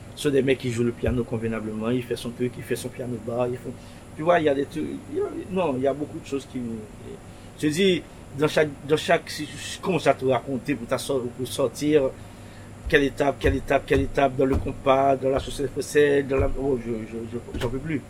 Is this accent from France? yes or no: no; Pétion-Ville, Ouest, Haiti; À Pétionville, là où je suis né, Pétionville, là où je suis né en Haïti